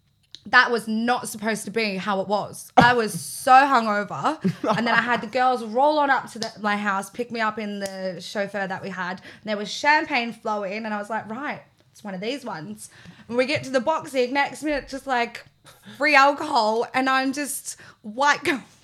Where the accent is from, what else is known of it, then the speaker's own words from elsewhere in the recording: Australia; now in United Kingdom; I'm from Australia.